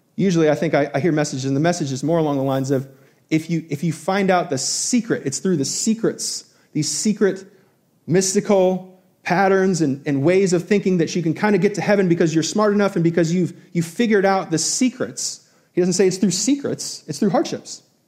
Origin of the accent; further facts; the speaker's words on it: Albany, New York, United States; growing up in New York, going to SUNY Albany